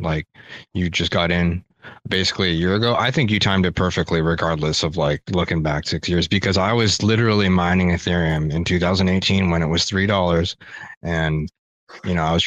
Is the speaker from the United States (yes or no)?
no; Abbotsford, British Columbia, Canada; moved away; I'm from Abbotsford